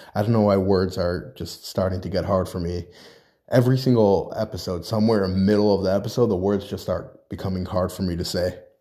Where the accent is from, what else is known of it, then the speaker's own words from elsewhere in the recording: New York, United States; now in New Jersey, United States; I come from New York. I live in New Jersey now, but I come from New York